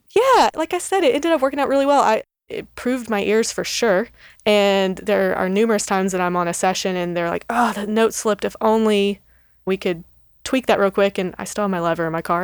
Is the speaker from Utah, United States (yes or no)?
no; Texas, United States; moved away as an adult; now in Nashville, United States; I grew up in Texas